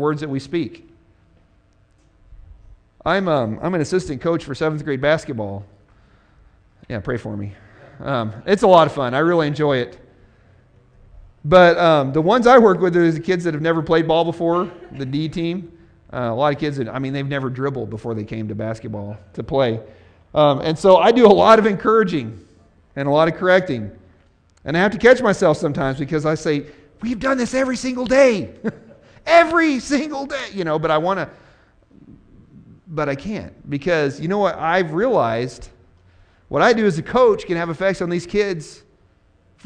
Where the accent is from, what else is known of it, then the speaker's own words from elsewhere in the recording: Missouri, United States; I'm from Missouri